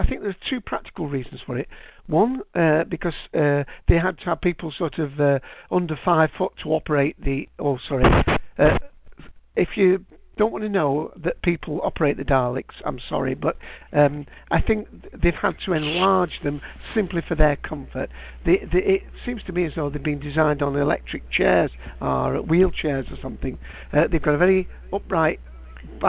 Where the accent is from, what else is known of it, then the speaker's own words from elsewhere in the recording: United Kingdom; for me as a Brit